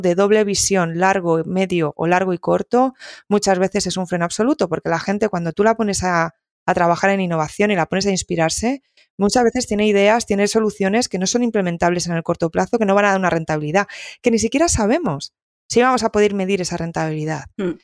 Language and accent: Spanish; Galicia, Spain; siendo un poco gallega